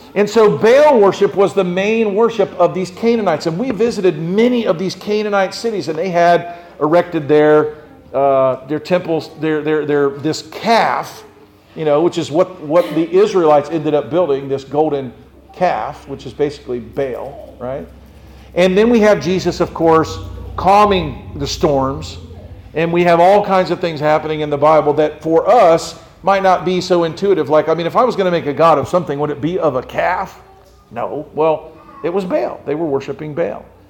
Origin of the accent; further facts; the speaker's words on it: United States; I am American